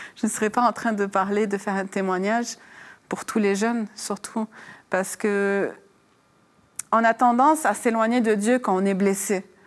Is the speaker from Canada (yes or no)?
no; France; moved away; also born or lived in Lebanon; je suis née hein, en France, j'ai grandi en France, donc j'ai suivi cette culture française.